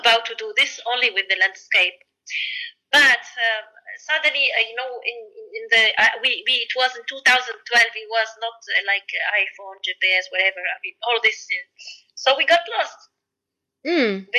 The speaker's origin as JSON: {"language": "English", "region": "Sfax Governorate", "country": "Tunisia", "tie": "born or raised there", "also_born_or_lived": "Paris / Tokyo", "said": "I did it in my hometown. In the Sfax, and it's close to the sea"}